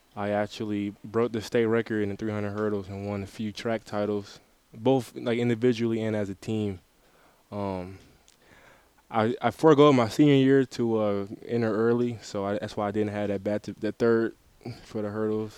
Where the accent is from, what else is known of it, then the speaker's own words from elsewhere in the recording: Detroit, Michigan, United States; now in Mount Pleasant; I'm from Detroit, Michigan, so that that had a lot to do with where I ended up, but I went to Orchard Lake St. Mary's